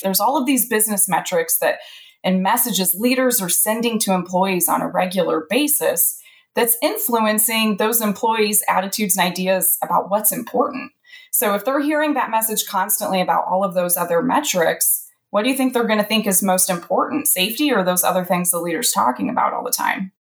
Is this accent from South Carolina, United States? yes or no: no; central Illinois, United States; also born or lived in Alabama; I'm in central Illinois, which is actually where I grew up